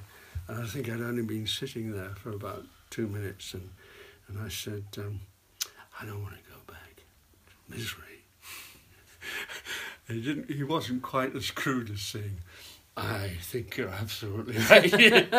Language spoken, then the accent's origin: English; Newcastle, North East England, United Kingdom; born there; accent: RP; children, me and my sister, should be brought up Scots as opposed to Geordies, which is what my mother was. I was born in Newcastle. And so I thought I was Scottish, you see. So I didn't have an accent.